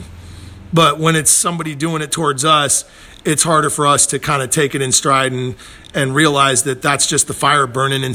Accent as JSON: {"language": "English", "town": "St. Louis", "region": "Missouri", "country": "United States", "moved": "yes", "lives_now": "Los Angeles, United States", "said": "I'm from St. Louis before I lived in L.A."}